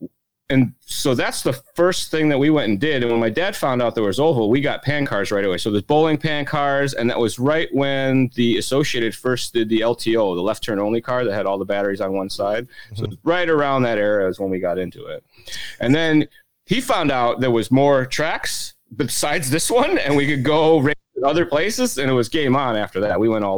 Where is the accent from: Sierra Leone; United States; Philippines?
United States; Illinois; I grew up in Illinois.